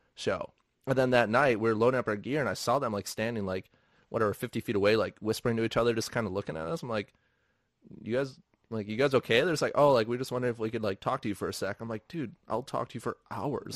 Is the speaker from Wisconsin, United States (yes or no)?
yes; Milwaukee, Wisconsin, United States; I'm from Milwaukee. Like, rehabbing a building in Milwaukee with people that I know and interact with and grew up